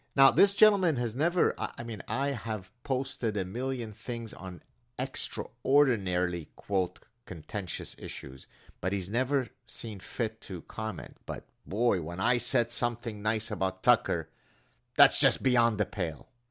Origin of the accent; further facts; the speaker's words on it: Lebanon; moved away; my cousin, who was my closest friend growing up in Lebanon